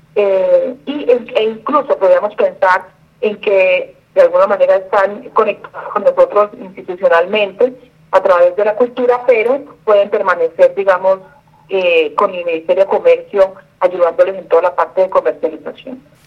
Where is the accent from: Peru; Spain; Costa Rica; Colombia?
Colombia; Buenaventura, Valle del Cauca; Yo soy una mujer eh, bonaverense, nací en Buenaventura, Valle del Cauca. Eh, amo mi tierra